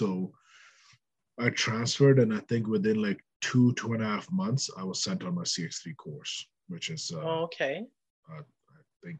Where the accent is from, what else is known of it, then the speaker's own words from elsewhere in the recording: Ontario, Canada; also born or lived in British Columbia / Edmonton; I'm originally from Ontario. Well, okay. When I came to Canada, I guess I was in Ontario. Mm-hmm. And I moved around a lot.